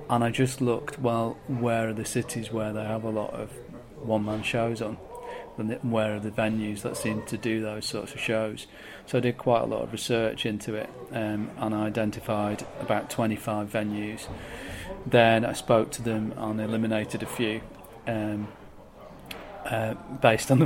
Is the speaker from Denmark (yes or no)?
no; Manchester, North West England, United Kingdom; moved away; also born or lived in Brighton; Manchester was a no-brainer because it's my hometown